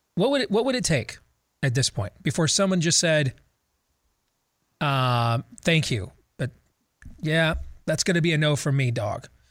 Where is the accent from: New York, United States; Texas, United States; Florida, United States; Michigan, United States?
Michigan, United States; as a kid growing up in Michigan, watching the nightly news with my parents.